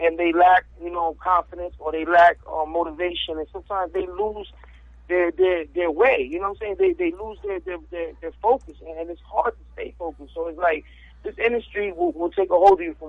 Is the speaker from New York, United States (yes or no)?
no; New Jersey, United States; also born or lived in Miami, Florida; I was born in Miami, but I was raised in Jersey